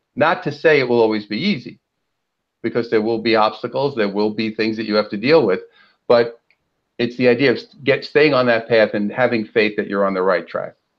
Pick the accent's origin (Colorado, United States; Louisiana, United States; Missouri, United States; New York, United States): New York, United States; New York City; now in Southern California, United States; Well, I'm originally from uh, Brooklyn, New York, and now I live out here in sunny Southern California.